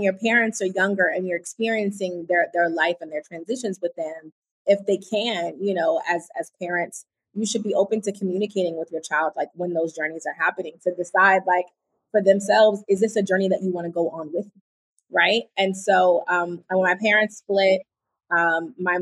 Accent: East Coast, United States; I'm from the East Coast

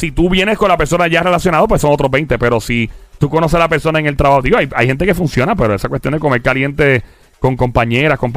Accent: Carolina, Puerto Rico; Carolina, nuestro pueblo. Carolina. Yo, soy de Carolina.

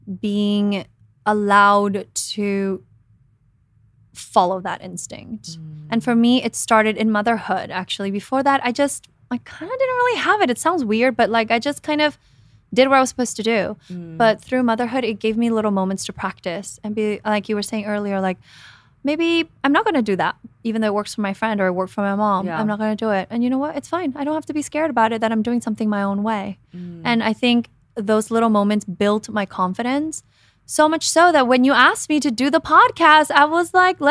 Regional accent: Guatemala; moved away; I mean, I came from Guatemala by myself thinking I was going to be in television, right?

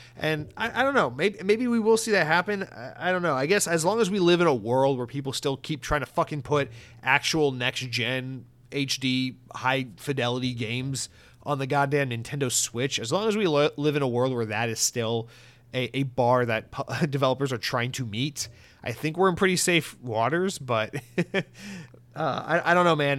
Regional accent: United States; I'm fucking American

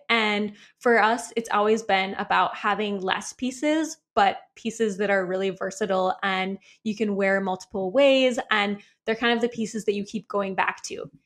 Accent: Midwest, United States; moved away; also born or lived in San Diego; we're both from the Midwest

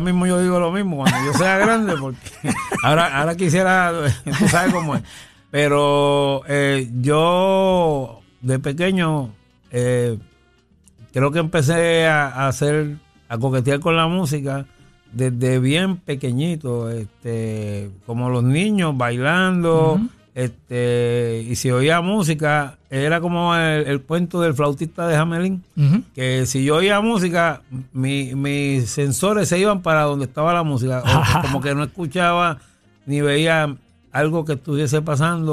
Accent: San Juan, Puerto Rico; yo soy natural, natural, natural de Villa Palmera

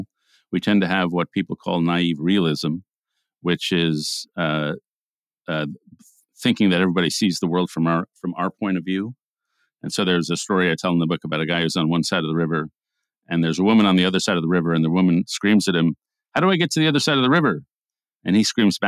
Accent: New York, United States; We grew up in New York, Jewish homes, and went into conservative journalism

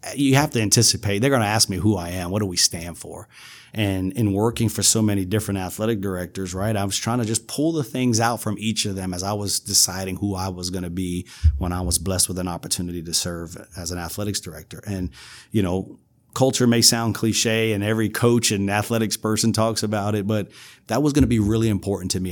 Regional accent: New York City, New York, United States; moved away as an adult; also born or lived in South Carolina / Arkansas; now in Louisiana, United States; I'm from New York City

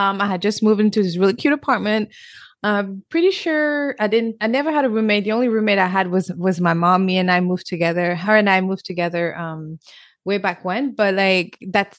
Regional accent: Senegal; English is a second language; moved away; I'm also born and raised in Africa, Senegal, West Africa

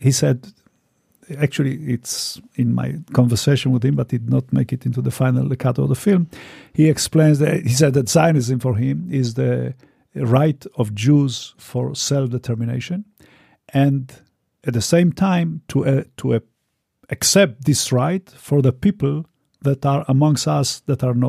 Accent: Romania; moved away; I was born in Romania

